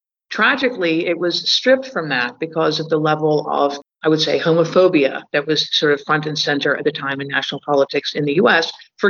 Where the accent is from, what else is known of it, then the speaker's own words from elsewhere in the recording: London, United Kingdom; Yeah, I am an American. I grew up in London.